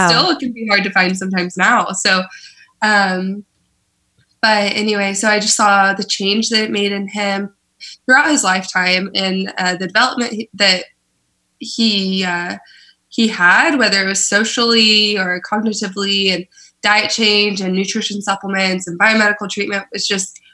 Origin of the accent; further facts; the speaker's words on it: Oklahoma, United States; moved away as an adult; now in San Francisco, United States; I am originally from Oklahoma